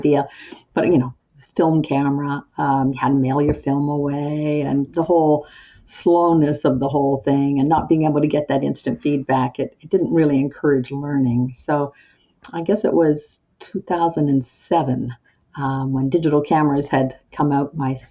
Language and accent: English; Antigonish, Nova Scotia, Canada; I grew up in Antigonish